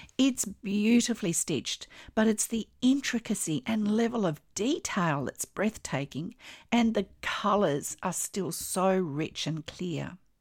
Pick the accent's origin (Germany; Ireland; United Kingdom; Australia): Australia; I'm an Australian textile artist